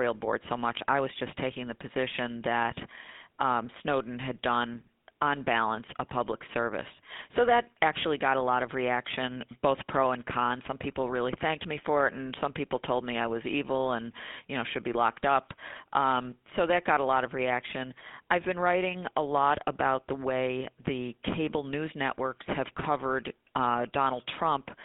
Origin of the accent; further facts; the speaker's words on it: Buffalo, New York, United States; moved away as an adult; also born or lived in Lackawanna, New York; now in Washington, D.C., United States; growing up in the Buffalo area